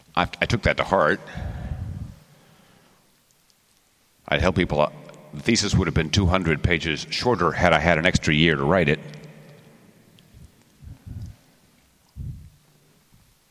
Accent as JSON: {"language": "English", "region": "Texas", "country": "United States", "said": "I'm from Texas"}